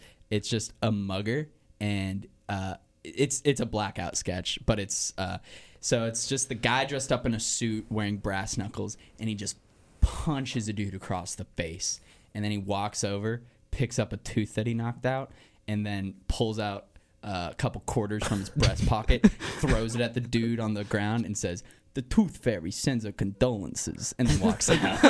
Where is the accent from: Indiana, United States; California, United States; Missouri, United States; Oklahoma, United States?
Missouri, United States; So I go, yeah, I'm from Missouri. And which isn't the South.